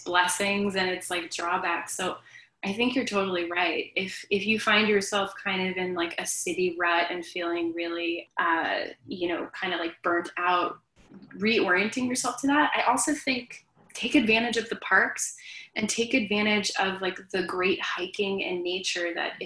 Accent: New York City, New York, United States; I grew up in Queens and my whole family is here

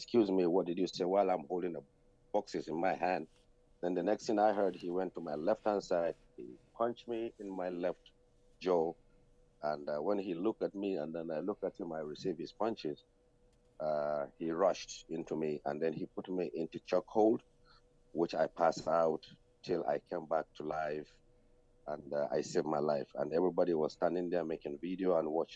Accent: Sudan; moved away as an adult; now in Ireland; I was born in Sudan, and my mom was born in Sudan, and my father is a Sudanese, but my grandparents are originally from Nigeria, and I came to Ireland as an asylum seeker, which I spent almost 20 years now in Ireland.

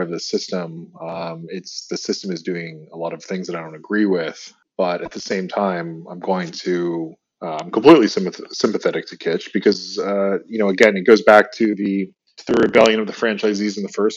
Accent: United States; I'm still an American.

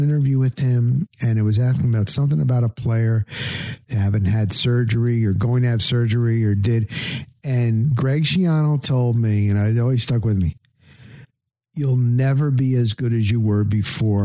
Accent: New Jersey, United States; moved away; I'm from New Jersey

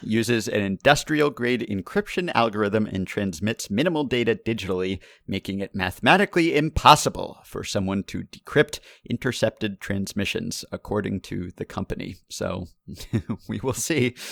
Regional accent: New York, United States; my hometown of New York

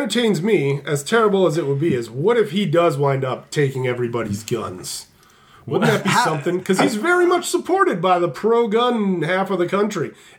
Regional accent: Pennsylvania, United States; moved away; A lot of my hometown buddies that have, you know, Pennsylvania voted red in this last election.

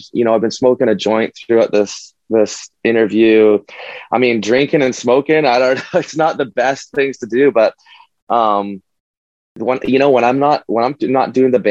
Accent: Winnipeg, Manitoba, Canada; now in Toronto, Canada; I'm in Toronto now, but we're from Winnipeg

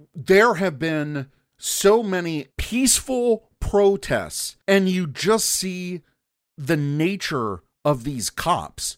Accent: United States; now in Chicago, United States; as an American

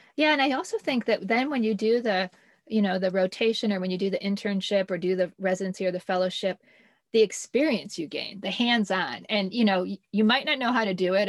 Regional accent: Illinois, United States; moved away; growing up in Illinois

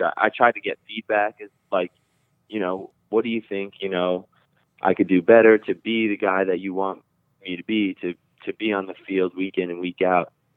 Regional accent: New Jersey, United States; I'm from Jersey, but I'm on the border of Rockland, Rockland County, New York.

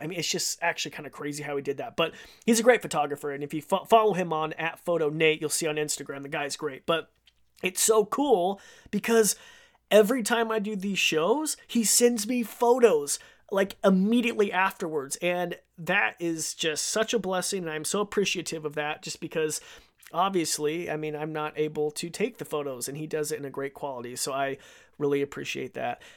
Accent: KTVB hometown, Idaho, United States; moved away; my hometown station, uh, K T V B, which is our N B C affiliate.

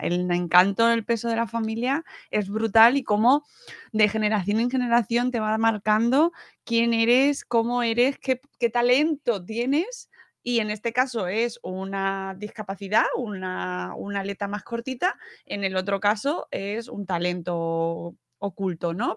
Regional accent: Spain; la familia aquí en España, que somos muy familia nuclear

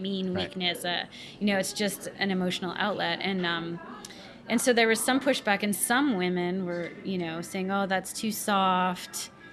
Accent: Canada; moved away as an adult; also born or lived in Chapel Hill, North Carolina; I grew up in a you know middle upper middle class family in uh, in between Ottawa and Montreal, up in Canada

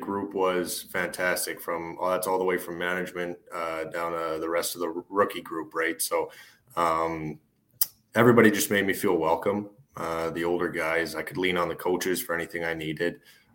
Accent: Calgary, Alberta, Canada; also born or lived in Seattle; my hometown there

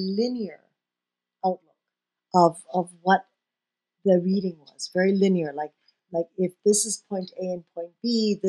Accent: Hong Kong; born or raised there; moved away

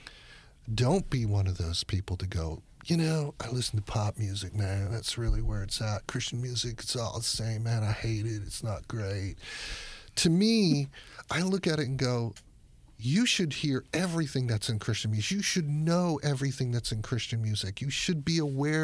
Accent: Miami, Florida, United States; I'm a Miami guy

